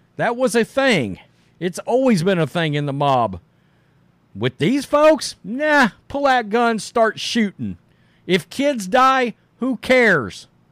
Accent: Texas, United States; I'm from Texas, right? I'm in Texas

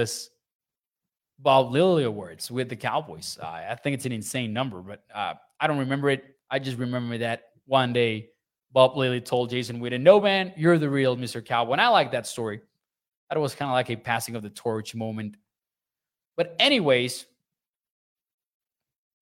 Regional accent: Chihuahua, Mexico; moved away; I'm from Chihuahua. I'm from the north

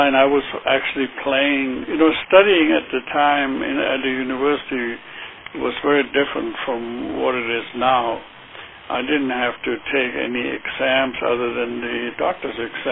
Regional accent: Heidelberg, Baden-Württemberg, Germany; moved away; I grew up in Heidelberg, Germany

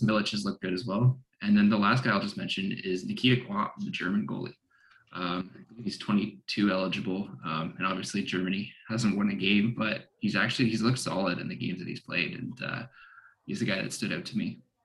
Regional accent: Canada; I as a Canadian

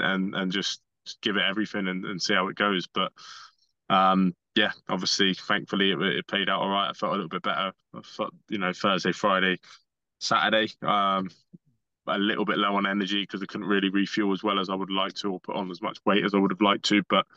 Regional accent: Bournemouth, South West England, United Kingdom; my hometown

